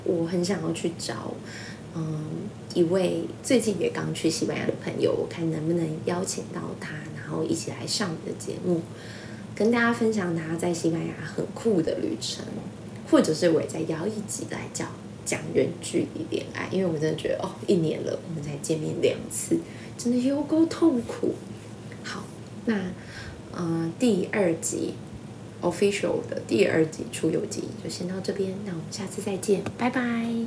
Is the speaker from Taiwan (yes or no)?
yes; Taiwan; 我们都是台湾人